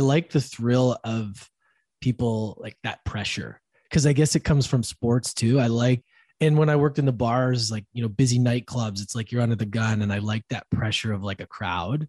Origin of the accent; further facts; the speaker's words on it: Edmonton, Alberta, Canada; I ended up back in my hometown Edmonton